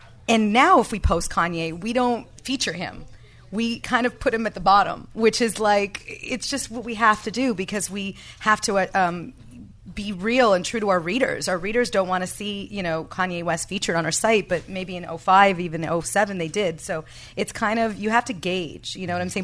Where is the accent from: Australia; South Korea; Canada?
Canada; now in Los Angeles, United States; As a Canadian socialist